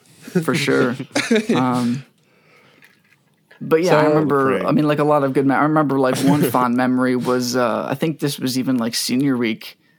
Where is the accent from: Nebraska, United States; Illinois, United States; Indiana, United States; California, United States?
Illinois, United States; Batavia; I grew up in Batavia.